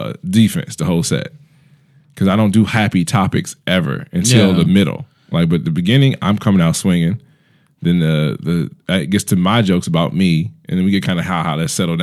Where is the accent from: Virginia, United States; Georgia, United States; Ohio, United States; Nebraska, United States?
Ohio, United States; Cleveland; I'm from Cleveland, man.